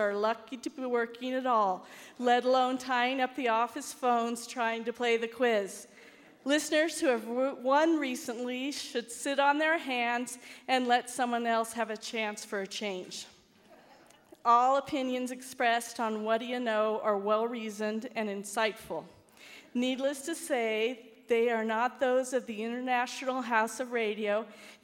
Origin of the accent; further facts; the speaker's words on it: California, United States; now in Laramie, United States; I'm from California, but I teach here now